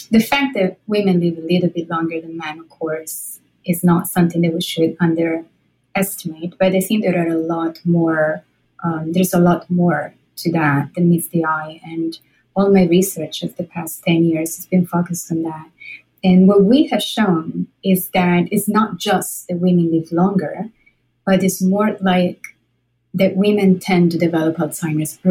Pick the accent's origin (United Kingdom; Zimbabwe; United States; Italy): Italy; moved away; I'm Italian. I'm from Italy.